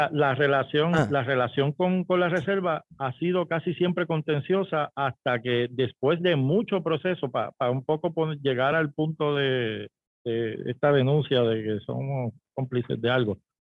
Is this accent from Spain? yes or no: no; Puerto Rico; en nuestro país y en nuestro sistema la propiedad privada es sacrosanta